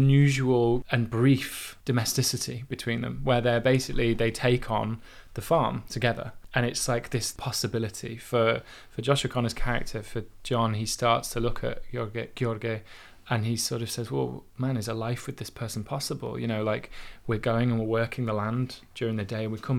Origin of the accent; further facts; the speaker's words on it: Yorkshire and the Humber, United Kingdom; I've heard this conversation 1,000 times, like, you know, just growing up in Yorkshire, this like just this absolute and utter like point blank ignorance.